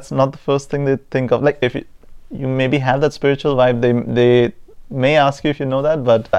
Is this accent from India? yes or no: yes; India; now in Germany; where are you from? And I'm like, India.